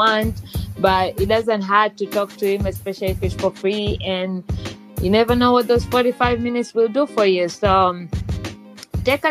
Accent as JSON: {"language": "English", "country": "Tanzania", "also_born_or_lived": "United Kingdom / Malaysia", "moved": "yes", "said": "I'm from Tanzania, and I know I have some followers from Tanzania, and I used to live in other countries like UK and Malaysia"}